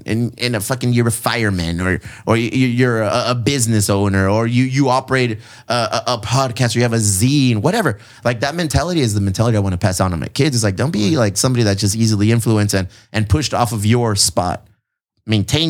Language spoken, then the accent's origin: English; San Diego, California, United States; I'm from San Diego